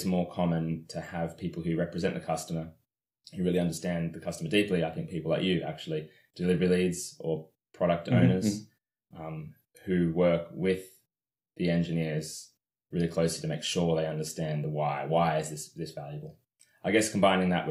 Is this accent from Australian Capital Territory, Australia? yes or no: yes; Canberra, Australian Capital Territory, Australia; moved away as an adult; now in London, United Kingdom; I'm from Australia, from Canberra, Australia.